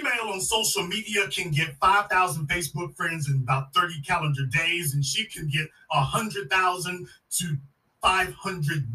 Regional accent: Shreveport, Louisiana, United States; also born or lived in Dallas, Texas; I'm from Shreveport, Louisiana

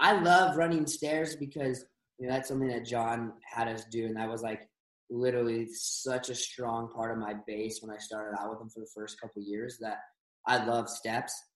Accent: Bellefontaine, Ohio, United States; also born or lived in Columbus, Ohio; now in Utah, United States; I was born in Columbus. Grew up in Bellefontaine, which is just outside

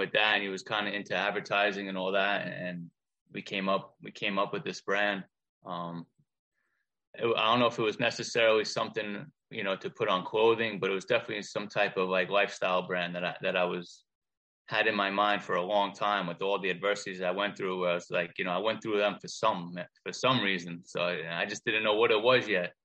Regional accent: Long Island, New York, United States; I was born and raised on Long Island

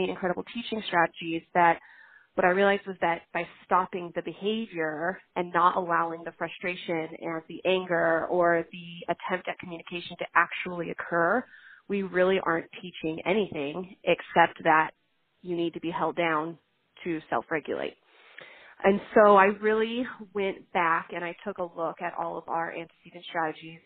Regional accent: California, United States; I am from California

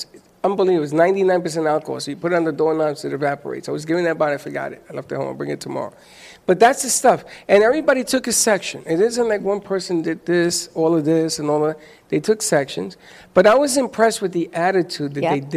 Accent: New York City, New York, United States; I am Latino. I grew up in the South Bronx.

